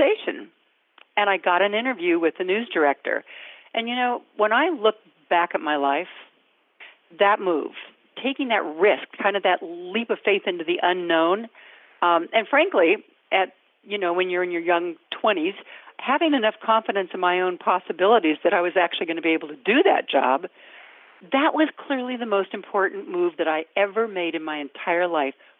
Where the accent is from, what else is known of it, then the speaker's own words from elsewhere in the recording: Sacramento, California, United States; I grew up in Northern California, in Sacramento